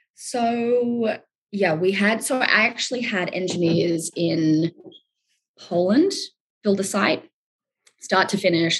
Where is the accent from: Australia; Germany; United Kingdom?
Australia; I'm Australian